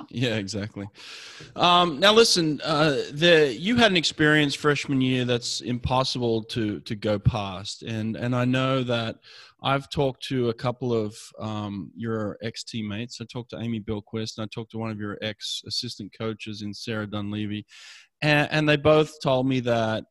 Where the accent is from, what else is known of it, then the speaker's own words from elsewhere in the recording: Sydney, New South Wales, Australia; now in Los Angeles, United States; I grew up in Sydney, Australia